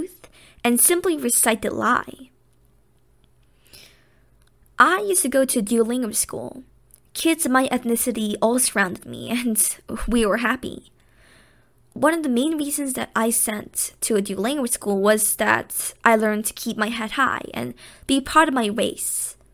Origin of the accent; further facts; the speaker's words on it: United States; as an Asian and as American